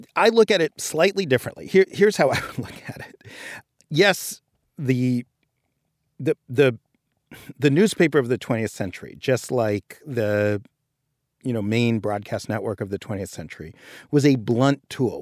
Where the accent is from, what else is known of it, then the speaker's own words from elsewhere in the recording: New York City, New York, United States; I grew up in Greenwich Village and I, in New York